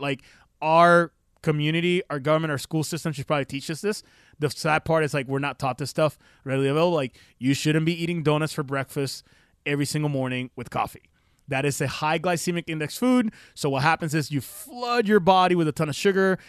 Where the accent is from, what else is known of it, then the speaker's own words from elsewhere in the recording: Puerto Rico; I'm from Puerto Rico